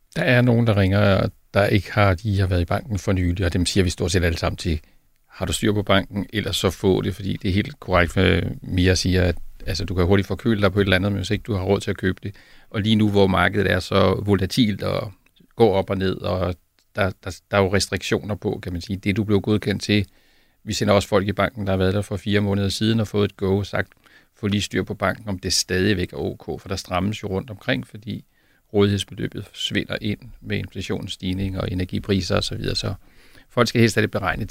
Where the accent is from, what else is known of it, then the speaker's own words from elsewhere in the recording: South Zealand, Denmark; jeg kommer selv fra Sydsjælland